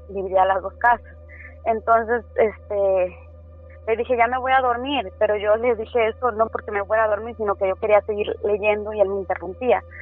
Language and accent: Spanish; Tres Valles, Veracruz, Mexico; also born or lived in Villahermosa; now in United States; Ah, pues soy nacida en Villahermosa, Tabasco, pero criada en Veracruz, en un pueblito que se llama Tres Valles.